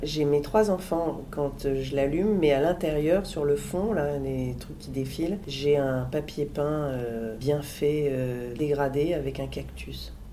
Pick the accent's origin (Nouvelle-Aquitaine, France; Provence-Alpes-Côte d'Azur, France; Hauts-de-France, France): Hauts-de-France, France; Lille; moved away as an adult; now in Paris, France; quand j'étais petite, j'adorais venir à Paris, j'habitais Lille